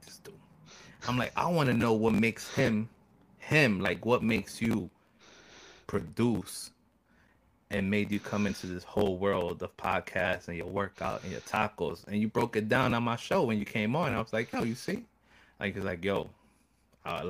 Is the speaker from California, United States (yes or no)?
no; New York, United States; I was born and raised in New York